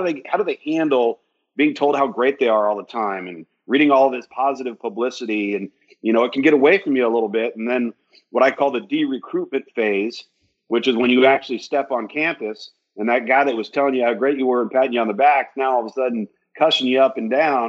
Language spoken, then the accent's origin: English; West Coast, United States; I'm from the West Coast, so if I didn't go to UCLA's camp or USC's camp or San Diego State's camp, you might not have gotten seen.